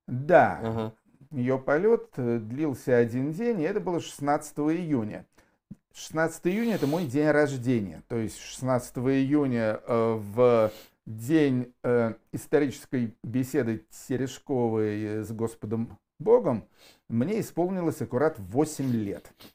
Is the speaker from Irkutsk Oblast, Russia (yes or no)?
no; Yaroslavl, Yaroslavl Oblast, Russia; Я тоже уроженец города Ярославля